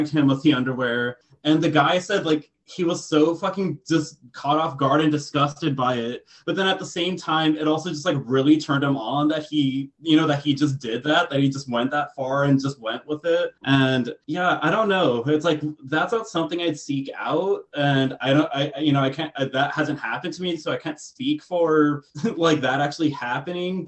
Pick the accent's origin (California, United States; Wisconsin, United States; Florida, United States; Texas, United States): Texas, United States; moved away; I'm from Texas, so, you know, cowboy is very much a thing there as well